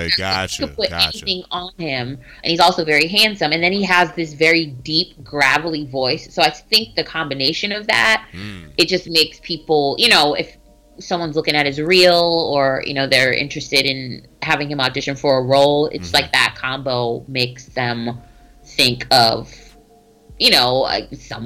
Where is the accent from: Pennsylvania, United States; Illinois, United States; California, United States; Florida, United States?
Pennsylvania, United States; Pittsburgh; moved away as an adult; also born or lived in New York; now in Baltimore, United States; I just came back to Pittsburgh because I'm from Pittsburgh, and I was living in New York